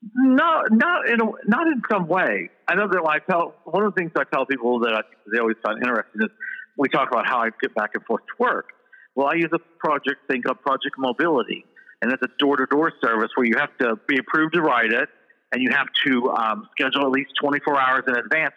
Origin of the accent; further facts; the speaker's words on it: Edinburgh, Indiana, United States; Indiana, a little town called Edinburgh, Indiana.